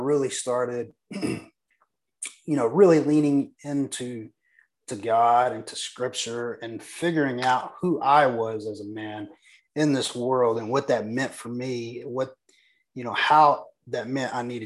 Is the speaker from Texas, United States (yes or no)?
yes; Texas, United States; I'm just a small town Texas boy. I was born and raised in Texas.